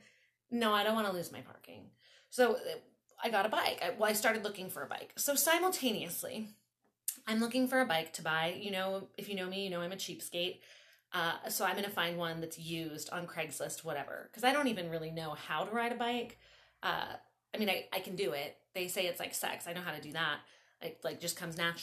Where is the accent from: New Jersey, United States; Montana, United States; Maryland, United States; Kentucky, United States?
Maryland, United States; Baltimore; moved away as an adult; also born or lived in Tennessee; now in Long Beach, United States; I grew up in Baltimore